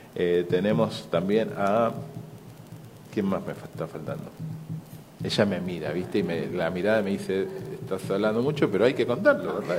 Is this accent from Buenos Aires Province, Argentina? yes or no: no; Ceres, Santa Fe, Argentina; Ceres Santa Fe está a 700 kilómetros de Buenos Aires, está, estamos al interior, a 270 kilómetros de la capital